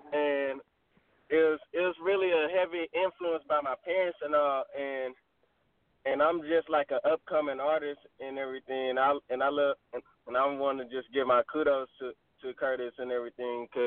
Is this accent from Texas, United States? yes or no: yes; Waco, Texas, United States; I'm from Waco, Texas. Um, I'm a I'm a '90s baby